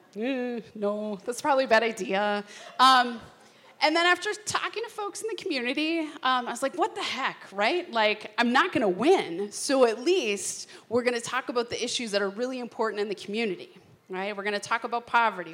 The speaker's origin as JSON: {"language": "English", "town": "St. Louis Park", "region": "Minnesota", "country": "United States", "tie": "born or raised there", "said": "I grew up in St. Louis Park, um, which, uh, if you don't know, is like God's country"}